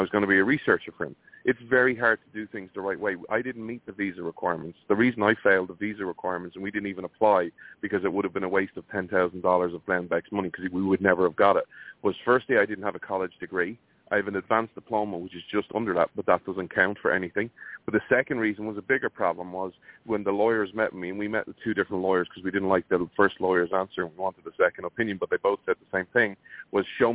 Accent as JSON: {"language": "English", "country": "Ireland", "moved": "yes", "said": "as an Irish person"}